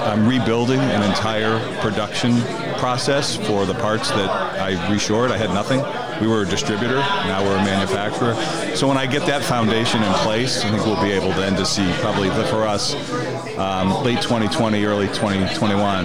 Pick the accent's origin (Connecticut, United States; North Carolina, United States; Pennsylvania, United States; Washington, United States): Connecticut, United States; I was born and raised in Connecticut